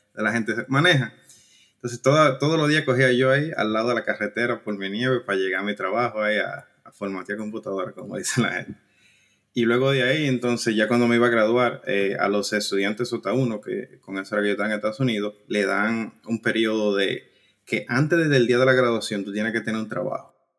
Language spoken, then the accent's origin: Spanish; San Juan de la Maguana, San Juan, Dominican Republic; moved away as an adult; also born or lived in New York / California; now in Ireland; soy criado, nacido y criado en San Juan de la Maguana